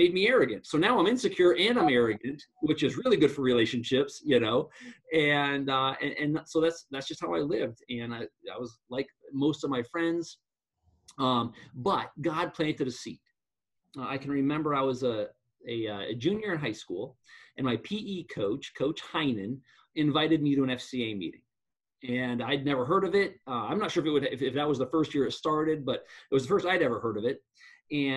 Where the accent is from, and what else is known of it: Black Hills, Western South Dakota, United States; born or raised there